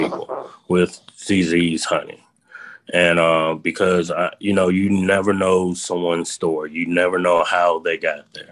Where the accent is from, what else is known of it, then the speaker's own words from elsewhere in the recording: Montgomery, Alabama, United States; We from Montgomery